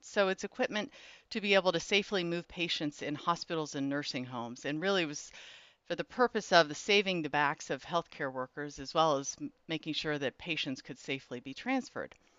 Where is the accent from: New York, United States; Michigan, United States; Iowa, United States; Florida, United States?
Iowa, United States; Clarinda; also born or lived in Evanston, Illinois; I live in Clarinda, Iowa. I was actually born and raised here